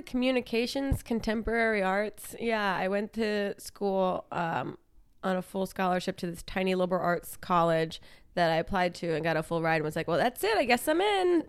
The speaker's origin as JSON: {"language": "English", "region": "New Jersey", "country": "United States", "tie": "born or raised there", "also_born_or_lived": "Brooklyn, New York", "moved": "as an adult", "said": "I grew up in South Jersey, um, across the bridge from Philadelphia"}